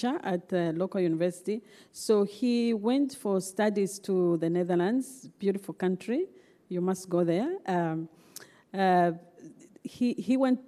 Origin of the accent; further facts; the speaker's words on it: Zambia; I was born and raised in Zambia.